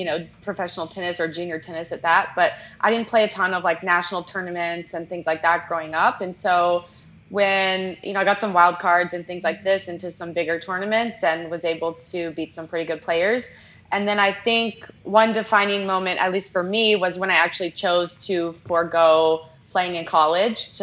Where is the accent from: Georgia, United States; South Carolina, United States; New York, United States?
South Carolina, United States; Charleston; I grew up in Charleston, South Carolina